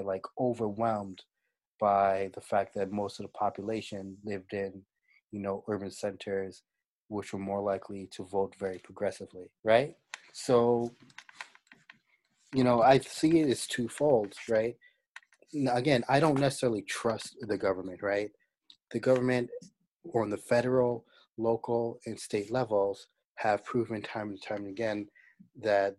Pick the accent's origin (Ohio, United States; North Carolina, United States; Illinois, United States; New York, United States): New York, United States; also born or lived in New Jersey; as a New Yorker, someone who's lived in New York and New Jersey